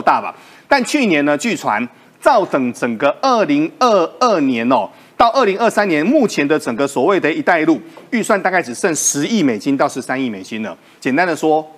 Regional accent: Taiwan; 我们台湾人自己补工，补缺，补缺不到嘛

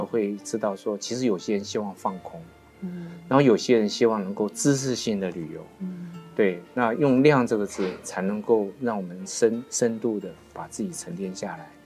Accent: Taiwan; 我们台湾人比较喜欢急行

